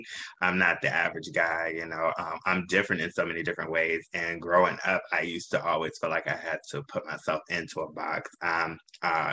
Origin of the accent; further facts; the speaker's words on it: Washington, District of Columbia, United States; now in Atlanta, United States; I am an Atlanta native here, but I'm actually from Washington, D.C.